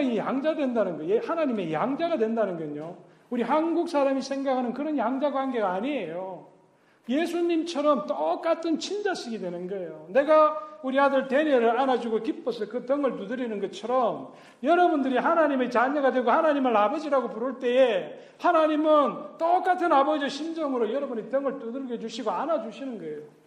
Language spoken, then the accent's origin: Korean; Gyeongsang, South Korea; 나 또 경상도 사람인데